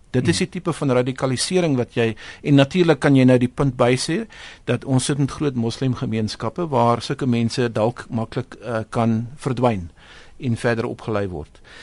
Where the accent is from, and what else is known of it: South Africa